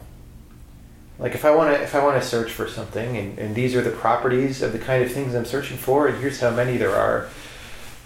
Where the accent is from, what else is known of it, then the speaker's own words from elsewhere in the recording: Southern California, United States; I'm from Southern California